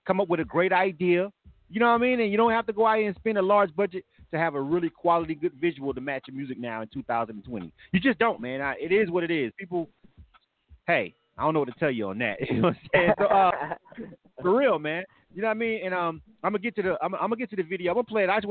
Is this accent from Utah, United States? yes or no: no; Panama City, Florida, United States; moved away as an adult; now in Atlanta, United States; I'm born and raised in Panama City. So that's my hometown